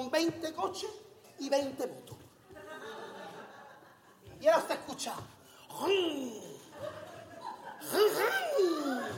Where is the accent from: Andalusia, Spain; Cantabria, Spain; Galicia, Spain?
Andalusia, Spain; Huelva; Que yo estoy en el patio con todas las chavalerías está de Huelva, de mi tierra, de mi ciudad.